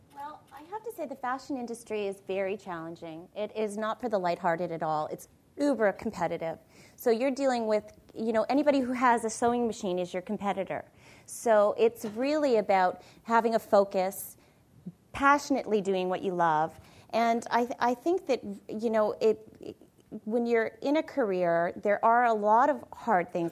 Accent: Niagara Falls, Ontario, Canada; moved away; I came from Niagara Falls

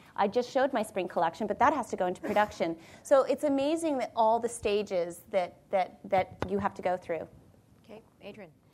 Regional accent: Niagara Falls, Ontario, Canada; moved away; I came from Niagara Falls

